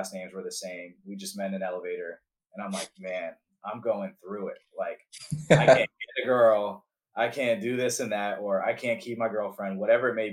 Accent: Atlanta, Georgia, United States; moved away; I'm from Atlanta

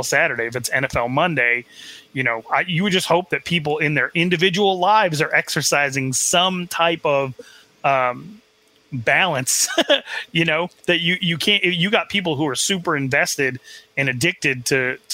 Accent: Arizona, United States; I grew up in Arizona

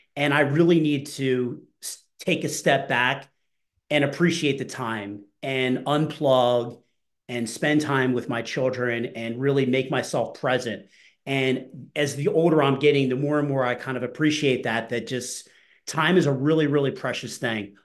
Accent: New Jersey, United States; I grew up in New Jersey. So I grew up by the beach.

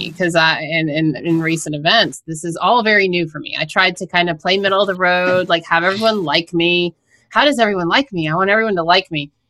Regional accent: New York, United States; I'm a New Yorker, Omar. I'm a New

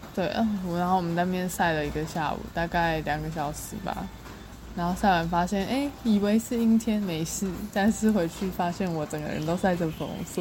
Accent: Taipei, Taiwan; 我是台北人

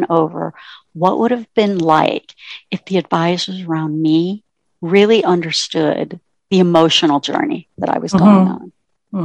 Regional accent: Ontario, Canada; moved away as an adult; now in United States; I grew up in Ontario, Canada, and then went to college here in the US

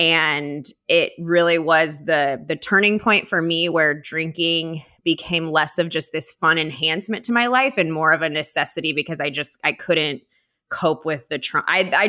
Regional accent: Orange County, California, United States; I grew up in Orange County.

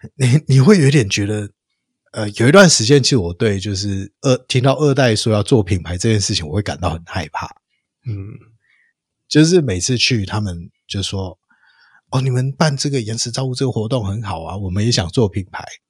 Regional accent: Taiwan; 我们的童年是在台湾最好的那个时候

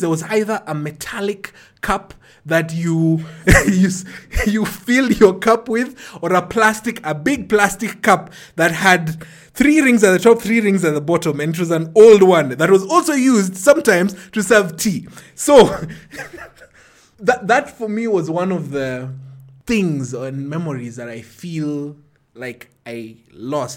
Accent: Ruai, Nairobi, Kenya; grew up in Ruai. Ruai at that point in time was outside of Nairobi

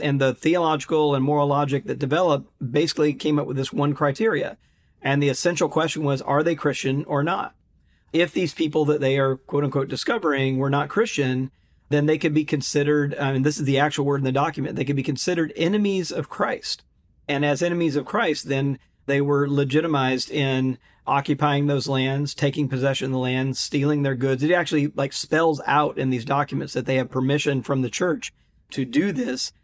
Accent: Jackson, Mississippi, United States; I grew up in Mississippi

